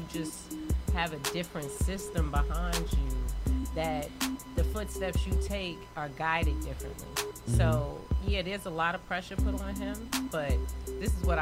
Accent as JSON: {"language": "English", "region": "New York", "country": "United States", "said": "I'm a New Yorker"}